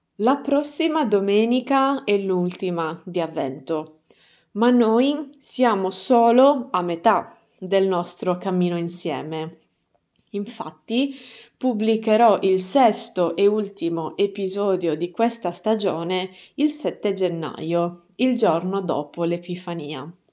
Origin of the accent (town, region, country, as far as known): Sardinia, Italy; accent: Sardinian dialect